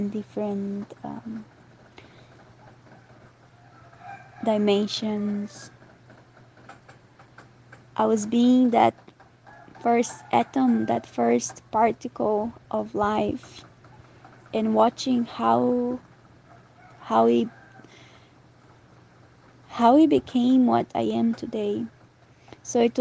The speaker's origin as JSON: {"language": "English", "country": "Brazil", "tie": "born or raised there", "also_born_or_lived": "Europe / Southeast Asia", "moved": "as an adult", "said": "When I left Brazil 2 years ago"}